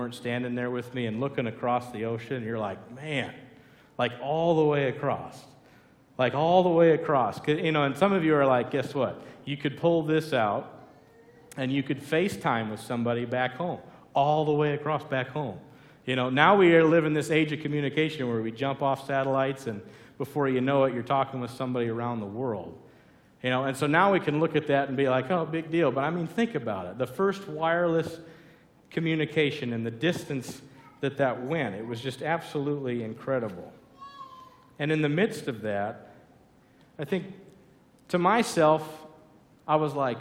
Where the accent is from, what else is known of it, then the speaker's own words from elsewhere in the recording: Iowa, United States; I'm from Iowa